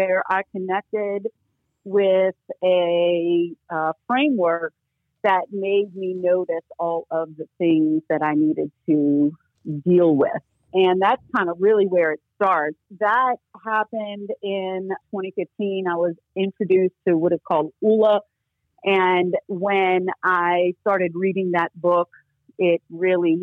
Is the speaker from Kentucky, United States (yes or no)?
no; New Orleans, Louisiana, United States; also born or lived in Santa Cruz, California; I am from New Orleans, Louisiana, and I do still live here. Although I did a little stint in California for 4 years